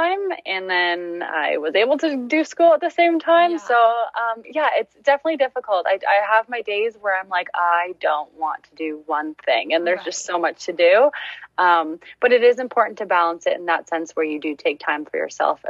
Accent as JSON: {"language": "English", "town": "Seaforth", "region": "Ontario", "country": "Canada", "lives_now": "Exeter, Canada", "said": "I'm from Seaforth, Ontario, just a small town in Huron County. But I currently live in Exeter, Ontario"}